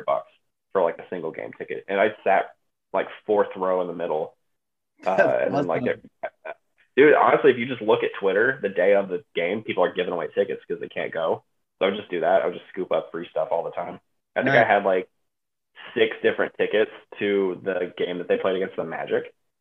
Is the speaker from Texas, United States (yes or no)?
yes; Texas, United States; now in Cleveland, United States; I grew up in Texas, so I was a Spurs fan when I was a kid